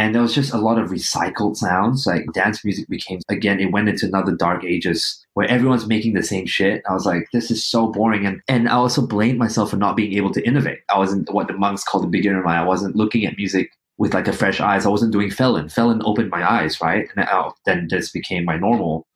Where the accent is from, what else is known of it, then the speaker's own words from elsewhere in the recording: Kuching, Sarawak, Malaysia; now in Australia; I'm still stuck in Kuching